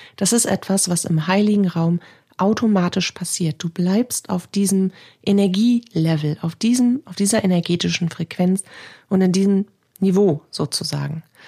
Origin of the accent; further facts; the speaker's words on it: Northern Germany, Germany; bei uns in Norddeutschland